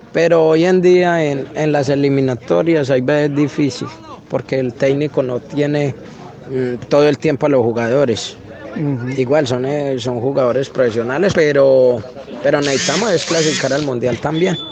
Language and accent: Spanish; Colombia; como colombiano